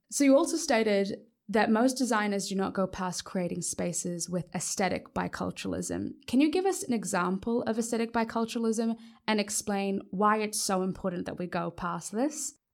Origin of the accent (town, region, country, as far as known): Papua New Guinea